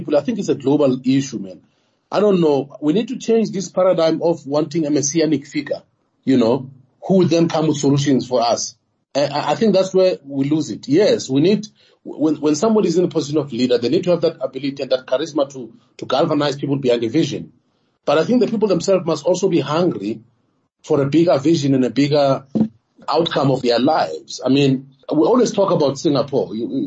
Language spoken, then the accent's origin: English; South Africa; I'm South African